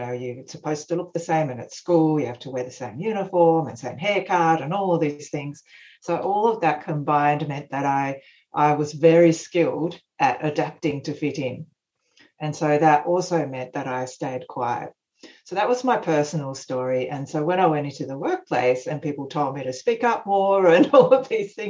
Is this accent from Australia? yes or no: yes; Australia; born there; also born or lived in Japan; Japan, so it's part of my upbringing has been in Japan, and my background, my parents are Japanese. I'm Australian born, but anyway, I've got a Japanese background.